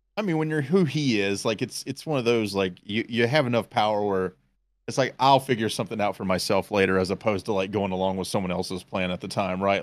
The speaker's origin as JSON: {"language": "English", "country": "United States", "said": "we're American"}